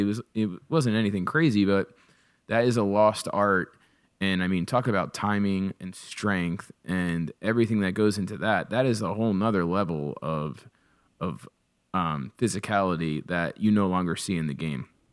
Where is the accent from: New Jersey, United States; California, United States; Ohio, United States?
New Jersey, United States; Toms River; I grew up in Thomas River